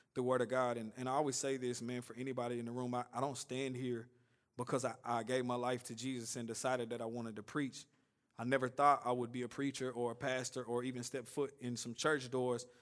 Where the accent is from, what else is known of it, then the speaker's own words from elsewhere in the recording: Nashville, Tennessee, United States; I grew up here in Woodbine, and just a short version of my story, I grew up in, out here in South Nashville